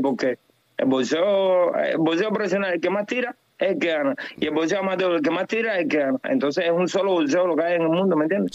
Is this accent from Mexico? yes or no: no; Cuba; yo soy cubano